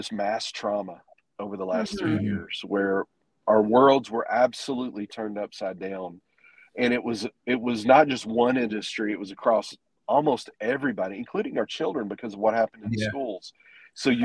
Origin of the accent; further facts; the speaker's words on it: Texas, United States; moved away as an adult; now in Arkansas, United States; We're from Texas, but we've been up here for 14 years.